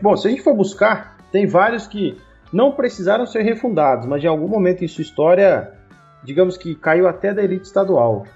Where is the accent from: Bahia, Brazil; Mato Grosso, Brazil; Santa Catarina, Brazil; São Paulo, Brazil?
Santa Catarina, Brazil; Tubarão; now in Paraná, Brazil; lá da minha cidade, de onde eu vim. Nós temos o Ercílio Luz, que é o maior da cidade